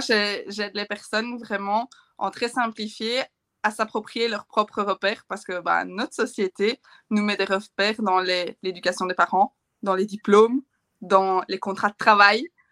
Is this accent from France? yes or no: no; Belgium; chez nous en Belgique